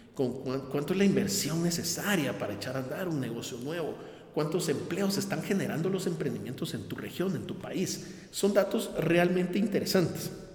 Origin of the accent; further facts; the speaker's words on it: Guatemala; mi país, en Guatemala